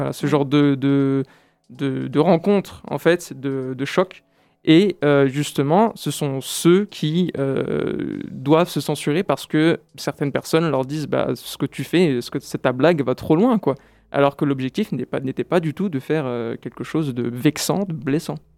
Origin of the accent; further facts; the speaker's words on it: France; moved away as an adult; also born or lived in Brazil; en tant que Français expatrié au Brésil